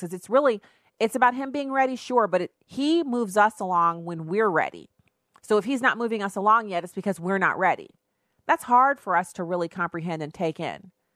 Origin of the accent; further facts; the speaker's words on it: United States; me being an American